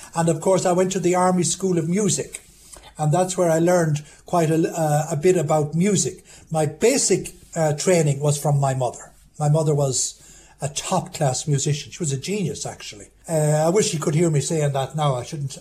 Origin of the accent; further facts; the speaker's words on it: Jamestown, Leitrim, Ireland; I was born in Jamestown in 1944